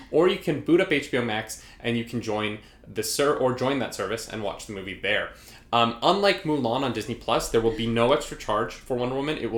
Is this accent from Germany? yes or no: no; Canada; We're Canadian.